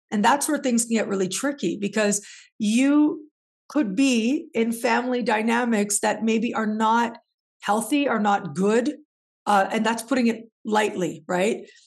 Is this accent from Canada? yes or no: yes; Canada; moved away; also born or lived in Mexico; being born and raised in Canada